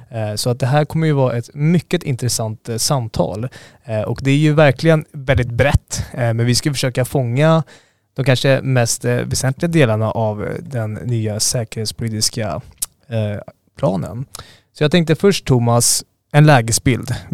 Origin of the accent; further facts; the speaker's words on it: Finland; now in Stockholm, Sweden; jag är finlandssvensk